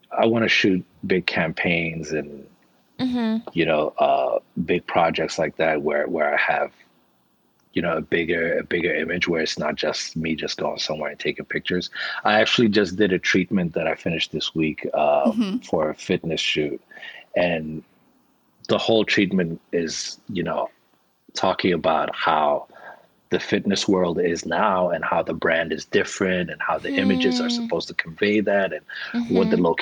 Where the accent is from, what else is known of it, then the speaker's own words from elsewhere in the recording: Somalia; moved away; I'm originally from Somalia. And Somali, which I speak